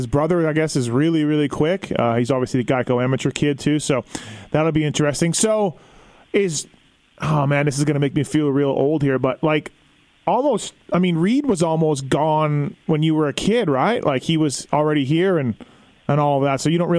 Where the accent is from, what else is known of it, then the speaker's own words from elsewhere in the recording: Canada; moved away; also born or lived in California; I'm Canadian